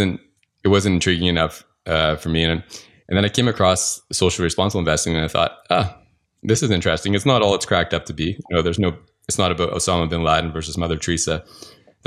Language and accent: English; Calgary, Alberta, Canada; moved away; I went back to Calgary. I tried to find a job. I'm from Calgary originally